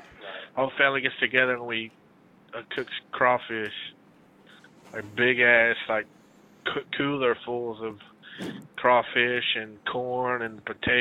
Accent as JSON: {"language": "English", "region": "Texas", "country": "United States", "said": "I'm from Texas."}